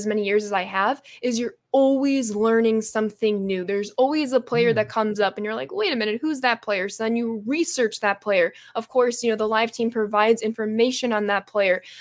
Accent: Chicago, Illinois, United States

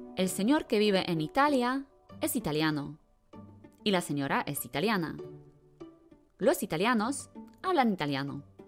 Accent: Bielawa, Lower Silesian Voivodeship, Poland; Spanish is a second language; now in Wrocław, Poland; soy de Polonia. Soy de una ciudad pequeña que se llama Bielawa, pero no vivo en Bielawa. Vivo en Wrocław

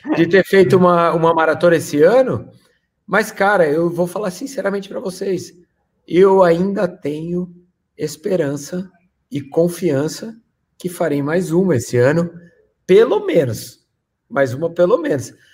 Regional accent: Brazil; eu sou brasileiro

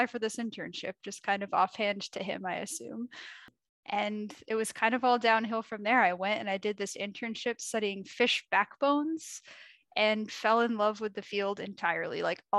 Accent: Portland, Maine, United States; moved away; also born or lived in Rochester, New York; I grew up in Portland, Maine, which is right on the coast

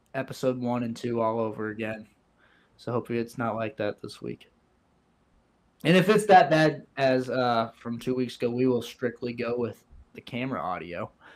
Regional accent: Missouri, United States; Growing up in Missouri

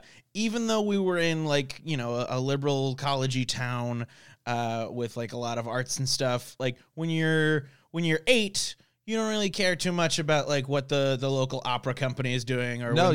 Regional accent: Chapel Hill, North Carolina, United States; So I grew up in North Carolina, we grew up in Chapel Hill

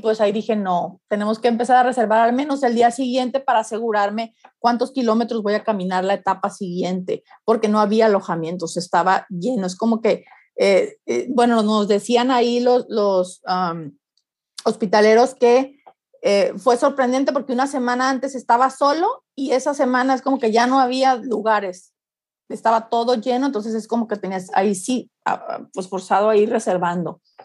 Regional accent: Mexico; Como buena mexicana

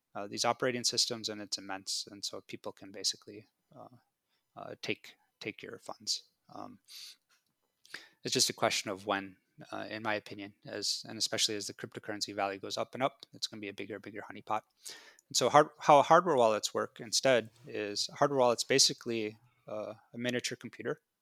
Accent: United States; I grew up in America

